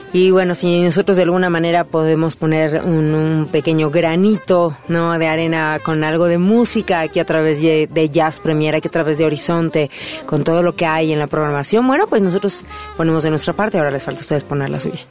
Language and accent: Spanish; Mexico; nos queda a nosotros como mexicanos